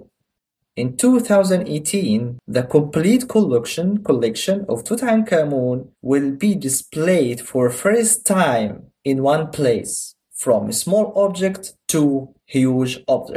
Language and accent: English; Egypt; first language Arabic; English is a second language; my mother language is Arabic